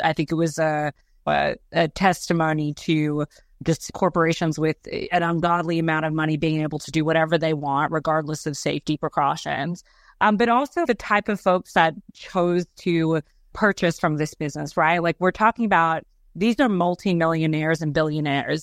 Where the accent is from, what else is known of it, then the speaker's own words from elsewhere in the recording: Australia; moved away; I grew up in Australia